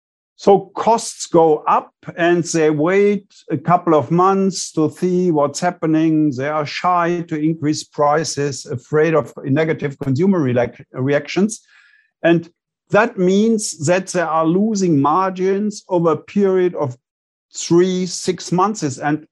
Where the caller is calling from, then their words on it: Bonn, North Rhine-Westphalia, Germany; I'm calling in from Bonn, Germany.